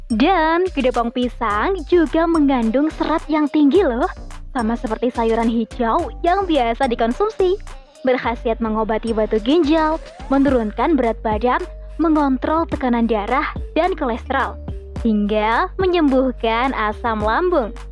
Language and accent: Indonesian; Lombok, West Nusa Tenggara, Indonesia; Kalau di daerah asal saya, yakni Lombok, disebutnya kedebong.